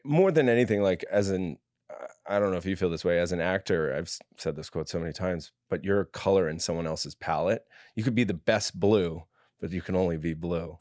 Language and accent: English; New York, United States; I come from a big, like, f, uh, Catholic family in New York